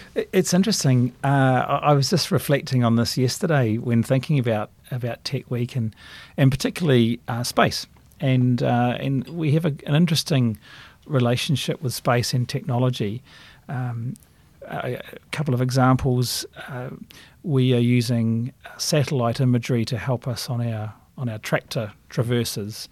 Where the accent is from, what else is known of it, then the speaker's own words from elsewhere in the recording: Christchurch, Canterbury, New Zealand; moved away as an adult; as a kid growing up in Christchurch